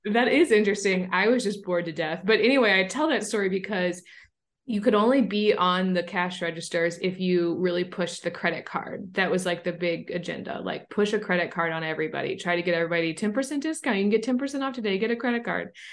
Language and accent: English; St. Louis, Missouri, United States; my hometown of Saint Louis, Missouri